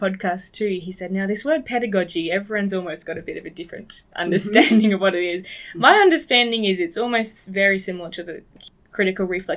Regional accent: Nambour, Queensland, Australia; I'm from the Sunshine Coast originally

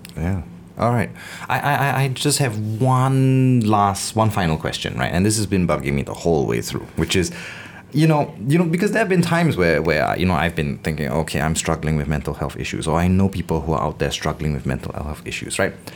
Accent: Singapore; growing up in the Singapore education system

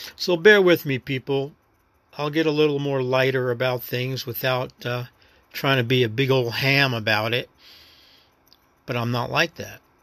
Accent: Las Vegas, Nevada, United States; accent: New York; moved away as an adult; also born or lived in New York; now in Virginia, United States; Raised in Vegas, man. My hometown, and I miss it dearly

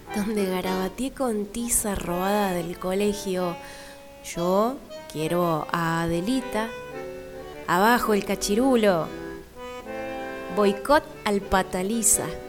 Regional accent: Buenos Aires, Argentina; mi barrio de piba, de muchachita, Parque Patricios.

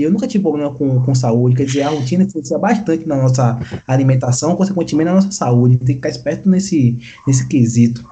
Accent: Bahia, Brazil; nós, como baiano, temos a nossa tradição de comer no, em meio aquele prato cheio

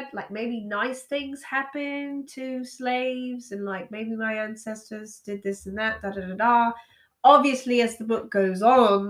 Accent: the South, United States; I was raised in the South

